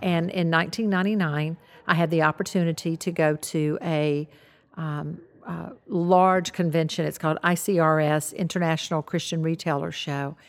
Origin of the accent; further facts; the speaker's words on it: the South, United States; I grew up in the South